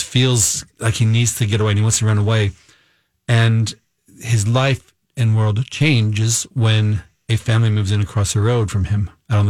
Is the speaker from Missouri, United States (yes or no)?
yes; Missouri, United States; moved away as an adult; now in Minnesota, United States; I am a Minnesotan, but I grew up in Missouri, left to go to college.